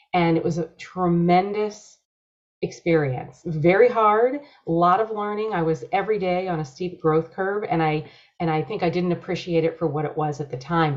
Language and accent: English; Rochester, New York, United States; moved away as an adult; also born or lived in San Diego; I grew up on the East Coast in Rochester, greatest snowfall through the years